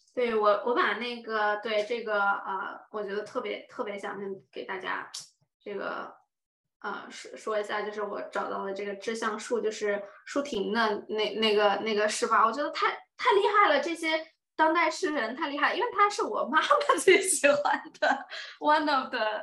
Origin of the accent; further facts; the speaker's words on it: Dali, Yunnan, China; moved away as an adult; 我是云南大理人嘛，就是很美丽、很文艺那种 style 出来的